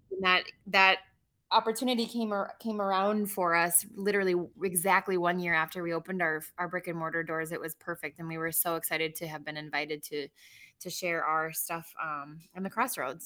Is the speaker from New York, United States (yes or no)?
no; Milwaukee, Wisconsin, United States; born or raised there; also born or lived in Peru